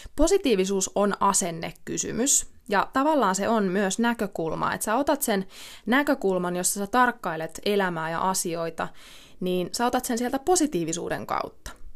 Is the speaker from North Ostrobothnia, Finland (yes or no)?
no; Ilmajoki, South Ostrobothnia, Finland; mä oon kotosin Ilmajoelta, mä oon asunut siellä monta monta vuotta